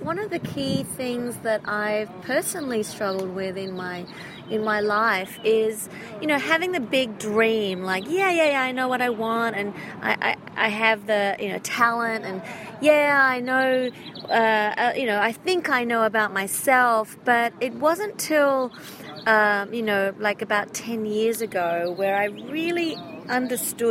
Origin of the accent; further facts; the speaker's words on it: Australia; now in Hollywood, United States; I am an Australian, Hollywood-based singer-songwriter